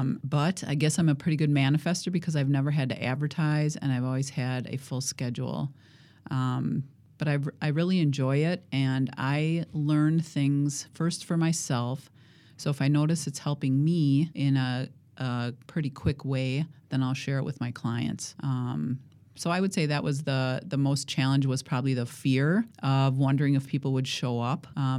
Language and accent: English; Watertown, United States; Well, I grew up in Watertown. So Watertown is west of here, probably half an hour.